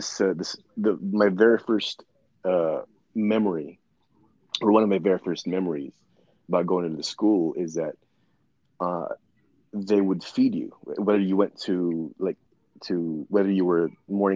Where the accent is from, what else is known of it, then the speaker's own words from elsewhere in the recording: Philippines; moved away; I was growing up in the Philippines